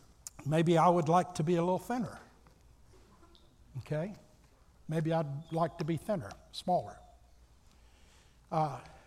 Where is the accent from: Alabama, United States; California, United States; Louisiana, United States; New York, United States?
Alabama, United States; moved away; I grew up in Alabama and everybody had two or three old hound dogs